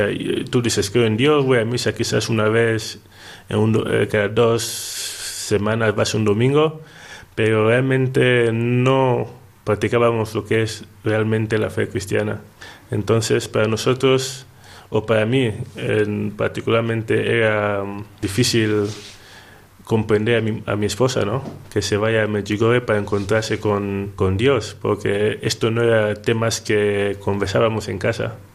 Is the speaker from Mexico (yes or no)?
no; Equatorial Guinea; Bueno, yo soy ah, contable analista en una empresa petrolera en mi país, Guinea Ecuatorial